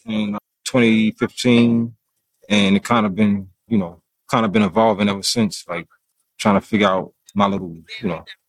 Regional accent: Mount Pleasant, South Carolina, United States; born or raised there; also born or lived in Brooklyn, New York; now in Rock Hill, United States

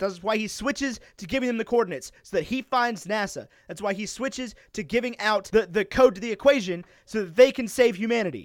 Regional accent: Roanoke, Virginia, United States; I grew up in Roanoke, Virginia, which is not a place necessarily known for its pizza

